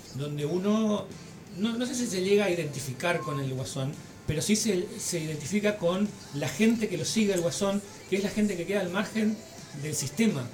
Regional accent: El Dorado, Misiones, Argentina; Yo, soy del Dorado

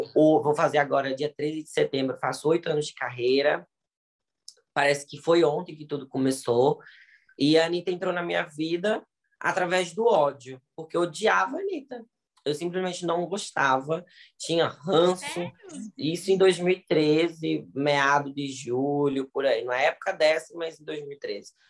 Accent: Ceará, Brazil; now in Bahia, Brazil; eu sou do Ceará, mas moro na Bahia, 25 anos

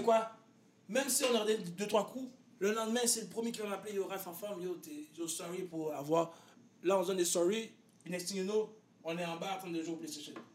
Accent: Quebec, Canada; nous trois, nous venons tous de Saint-François.

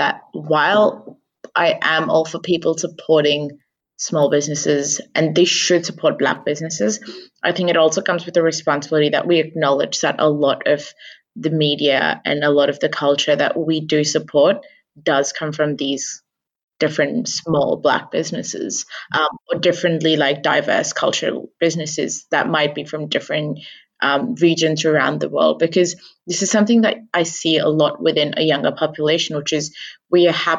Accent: India; essentially I as an Indian woman have had to justify through 300 years of colonialism

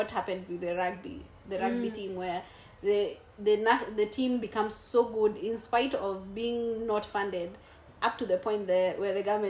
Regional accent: Kenya; because I'm a Kenyan, what will you tell to the Ugandan market?

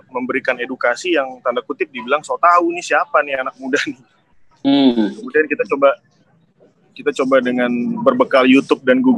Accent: East Nusa Tenggara, Indonesia; Nah, itu yang itu yang membuat saya agak sedikit tergelitik di situ kok di kampung saya banyak kopi kok tapi di kafe-kafe di hilir nggak

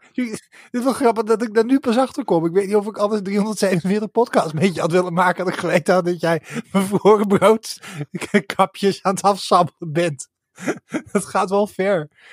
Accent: Sliedrecht, South Holland, Netherlands; now in Kampen, Netherlands; Ik kom uit uh-huh. Sliedrecht

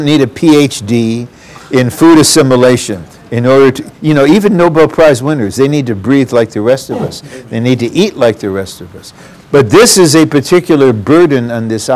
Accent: Detroit, Michigan, United States; I'm from Motown and went to Blue Collar U

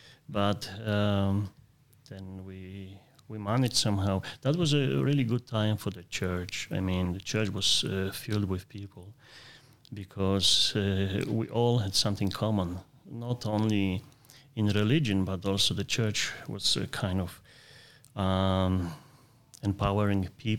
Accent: Poland; English is a second language; Yes. I was born in Poland.

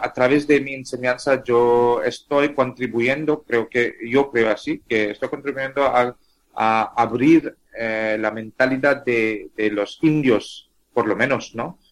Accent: India; first language Tamil; Spanish is a second language; mi lengua materna es tamil. Tamil es una lengua de eh, una de las, 22 ah, lenguas ah, oficiales de la India

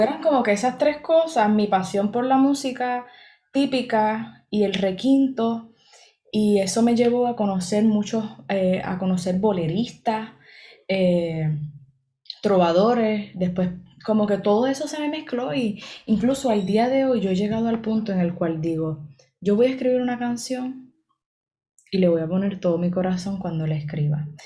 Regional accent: Puerto Rico; born or raised there

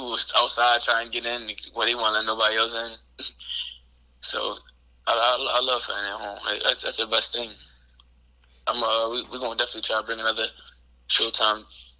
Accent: Philadelphia, Pennsylvania, United States; would have been crazy. It would have been in Philly. That would have been crazy.

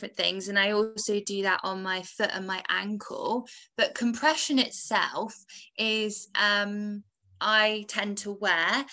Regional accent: England, United Kingdom; moved away as an adult; now in Wales; I was born in England

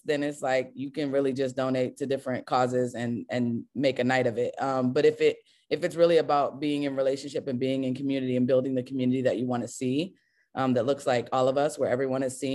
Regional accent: Cincinnati, Ohio, United States; also born or lived in Pennsylvania / Lexington; now in Columbus, United States; I'm originally from Cincinnati and I was in Pennsylvania for a while and Lexington and all these places

